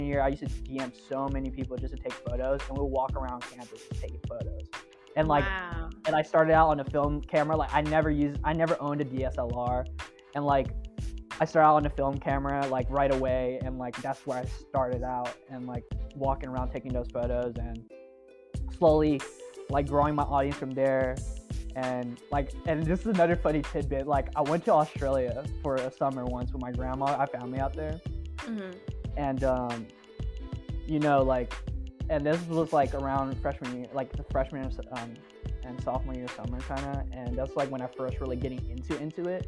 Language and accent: English; Oakland, California, United States; I'm from Oakland.